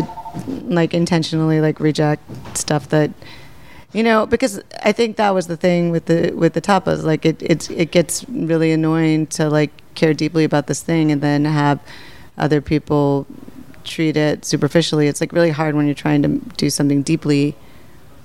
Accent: Minneapolis, Minnesota, United States; also born or lived in Chicago; now in New York, United States; I grew up in Minneapolis. I was made in Canada, born in Chicago, and grew up in Minneapolis.

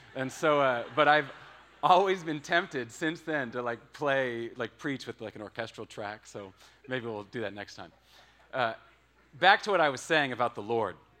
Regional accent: Washington, United States; moved away as an adult; I'm from Washington State. That's where I grew up.

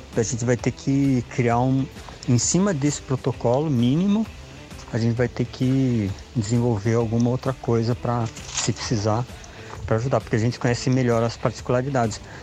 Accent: São Paulo, Brazil; eu sou de São Paulo

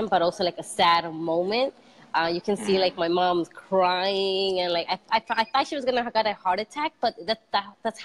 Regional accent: New York City, New York, United States; I was born in Queens, Jackson Heights. I still live in the same building where my mom landed.

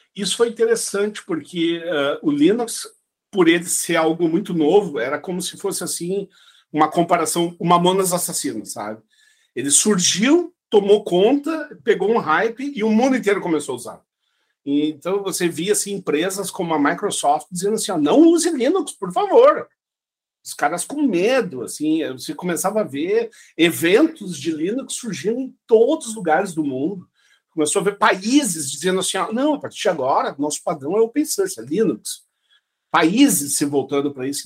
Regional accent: Santa Cruz do Sul, Rio Grande do Sul, Brazil; moved away as an adult; also born or lived in São Luís Gonzaga, Brazil; now in Estonia; eu me criei em Santa Cruz do Sul

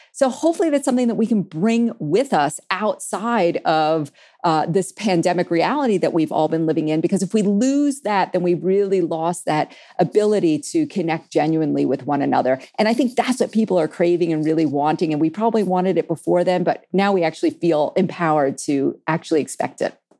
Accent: New York City, New York, United States; I grew up in New York City

